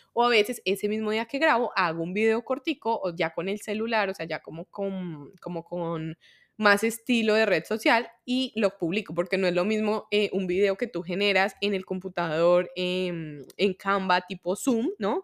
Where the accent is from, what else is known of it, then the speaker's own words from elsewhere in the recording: Colombia; soy de Colombia